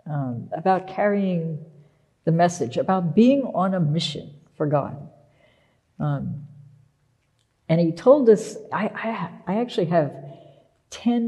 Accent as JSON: {"language": "English", "region": "Pennsylvania", "country": "United States", "tie": "born or raised there", "also_born_or_lived": "Philadelphia", "moved": "as an adult", "lives_now": "Boston, United States", "said": "I was born in Philadelphia, but I grew up in this little tiny town that's not even on a map, in Pennsylvania"}